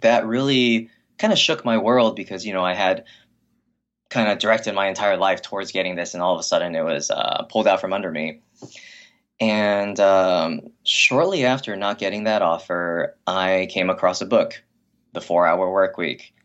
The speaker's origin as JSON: {"language": "English", "town": "Hacienda Heights", "region": "California", "country": "United States", "tie": "born or raised there", "said": "I was, I was raised in Hacienda Heights. It's a very quiet, uh, upper middle class Chinese American neighborhood in the Los Angeles area."}